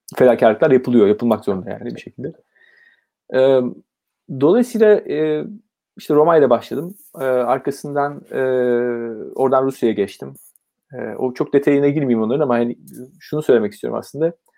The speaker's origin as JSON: {"language": "Turkish", "region": "Ankara", "country": "Turkey", "tie": "born or raised there", "also_born_or_lived": "Izmir / Istanbul", "moved": "as an adult", "said": "E, ben 1970 Ankara doğumluyum. E, bir çocukluk dönemi Ankara'da geçiyor."}